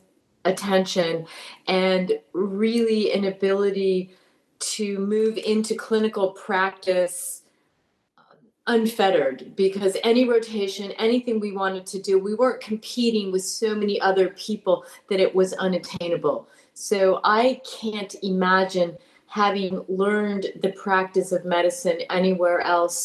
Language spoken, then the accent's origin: English; Berkeley, California, United States; I was born in Berkeley, California